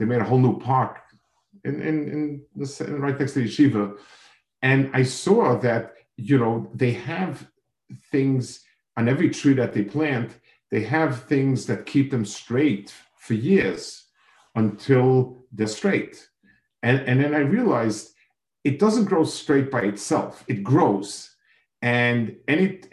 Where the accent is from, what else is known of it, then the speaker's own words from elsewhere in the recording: New York City, New York, United States; I grew up in a city. I grew up in Manhattan